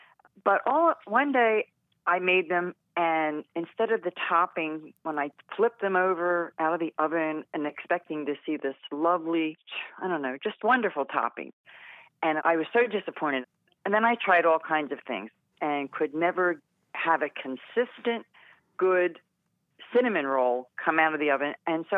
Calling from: The Villages, Florida, United States; Right now, I'm calling from the Villages, Florida.

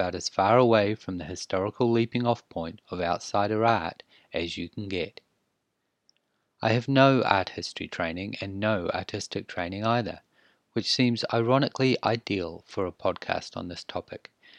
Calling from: New Zealand; I am podcasting from Aotearoa, New Zealand. We are in the South Pacific Ocean, just east of Australia and very far west of South America.

